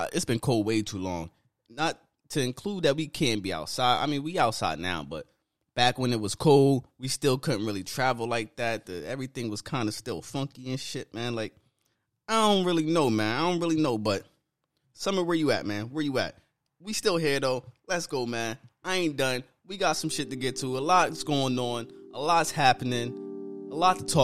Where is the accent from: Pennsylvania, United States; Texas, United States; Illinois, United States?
Pennsylvania, United States; I'm from Pennsylvania